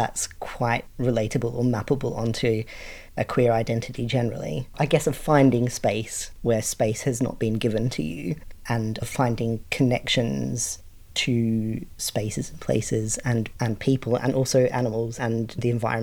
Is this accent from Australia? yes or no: yes; Australia; now in United Kingdom; I'm Australian, living in the UK